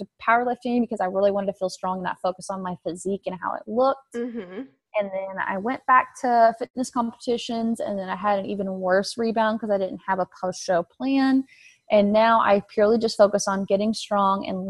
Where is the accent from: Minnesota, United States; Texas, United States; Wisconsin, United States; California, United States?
Texas, United States; West; moved away as an adult; also born or lived in Oklahoma; now in Houston, United States; I grew up out in West Texas, but I was born in Oklahoma